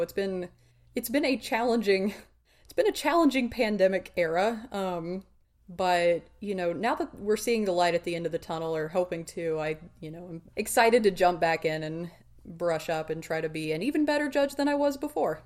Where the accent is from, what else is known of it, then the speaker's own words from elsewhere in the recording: United States; we're far too American to be good at this